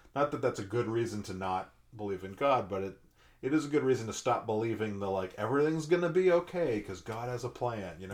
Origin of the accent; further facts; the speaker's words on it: Massachusetts, United States; moved away; I grew up in Massachusetts